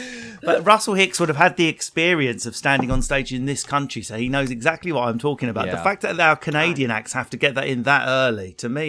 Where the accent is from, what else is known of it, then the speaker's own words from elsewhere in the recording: Essex, East of England, United Kingdom; because I'm from Essex.